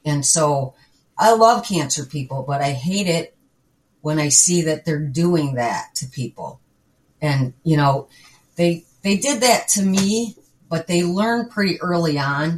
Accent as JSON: {"language": "English", "region": "Midwest", "country": "United States", "also_born_or_lived": "Wisconsin", "said": "I'm a Midwesterner"}